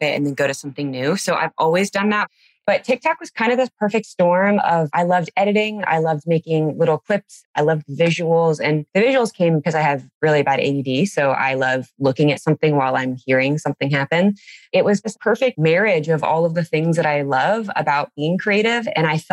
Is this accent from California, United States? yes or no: yes; Anaheim, California, United States; now in Nebraska, United States; I grew up in California, in Anaheim